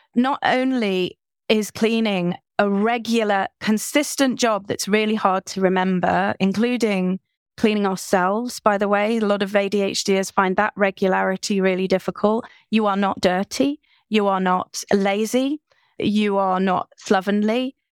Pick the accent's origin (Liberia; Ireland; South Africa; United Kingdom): United Kingdom; I'm British.